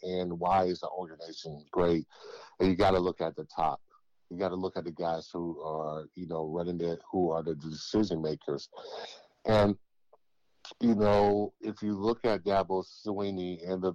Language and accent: English; South Carolina, United States; I was from South Carolina